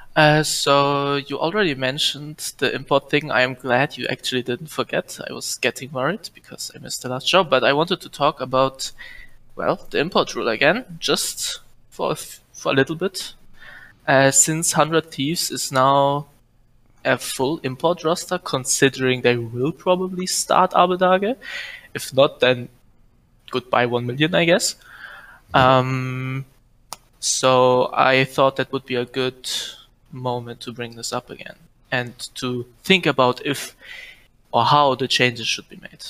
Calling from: Germany; I'm calling from Germany

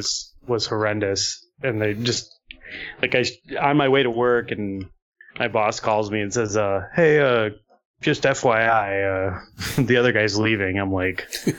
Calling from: Australia; I'm calling from Australia.

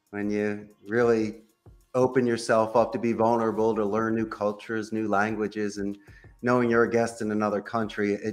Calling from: Costa Rica; I am I'm speaking with you today from Central America in Costa Rica.

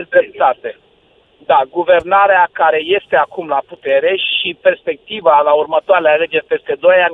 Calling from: Bucharest, Romania; sunt din București.

